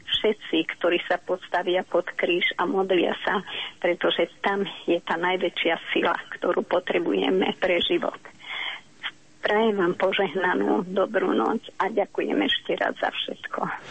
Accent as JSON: {"language": "Slovak", "town": "Hradište", "region": "Trenčín Region", "country": "Slovakia", "tie": "born or raised there", "said": "spomínam si na moju rodnú obec Hradište pri Partizánskom"}